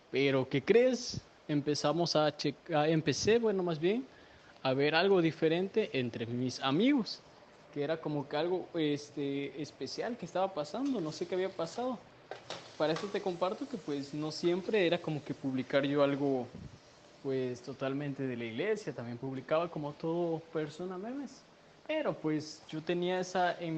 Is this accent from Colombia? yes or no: no; Veracruz, Mexico; Soy de Veracruz soy un músico de Dios, adorador. Eh, pues tengo 20 años